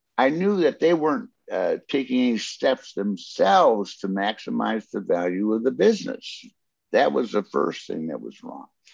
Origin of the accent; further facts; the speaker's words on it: Detroit, Michigan, United States; I'm from Detroit